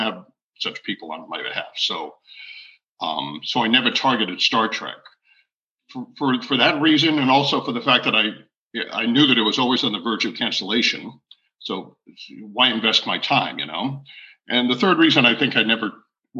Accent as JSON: {"language": "English", "town": "Providence", "region": "Rhode Island", "country": "United States", "tie": "born or raised there", "said": "I grew up in Providence, Rhode Island, born and raised."}